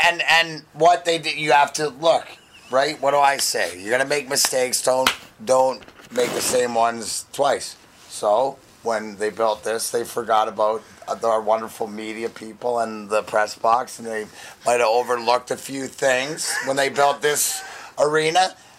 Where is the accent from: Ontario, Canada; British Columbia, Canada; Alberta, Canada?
Ontario, Canada; now in Detroit, United States; I'm proud to be from there